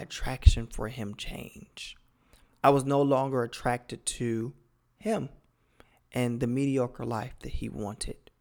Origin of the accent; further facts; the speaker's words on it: Cleveland, Ohio, United States; I'm originally from Cleveland, Ohio, born and raised.